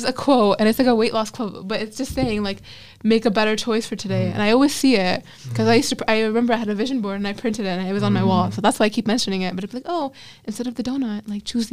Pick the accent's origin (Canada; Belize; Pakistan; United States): Pakistan